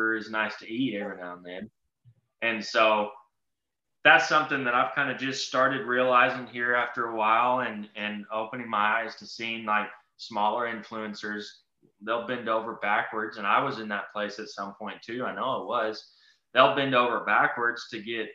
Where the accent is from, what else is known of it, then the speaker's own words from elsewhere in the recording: Texas, United States; I'm from Texas